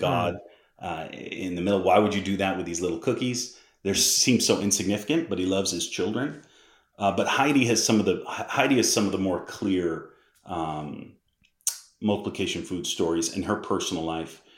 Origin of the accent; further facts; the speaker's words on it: Massachusetts, United States; I'm from Massachusetts